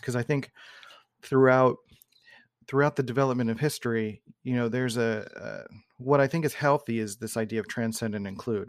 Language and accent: English; Philadelphia, Pennsylvania, United States; I grew up in Northeast Philadelphia